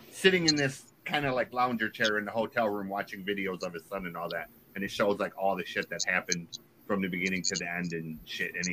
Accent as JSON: {"language": "English", "town": "Detroit", "region": "Michigan", "country": "United States", "said": "I, I'm from Detroit and knew about M long before he was ever famous, and worked in a record store."}